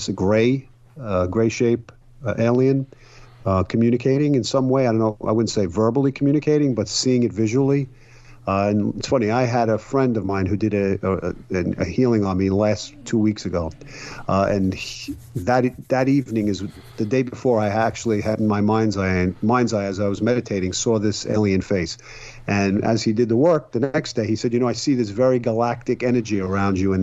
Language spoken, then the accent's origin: English; New York City, New York, United States; I grew up in Brooklyn